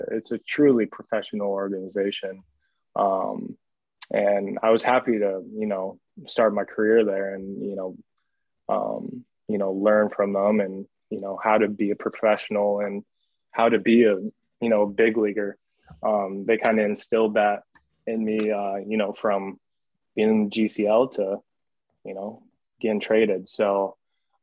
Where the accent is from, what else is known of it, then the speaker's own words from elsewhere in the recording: the Northwest, Pacific Northwest, United States; I'm from the Northwest.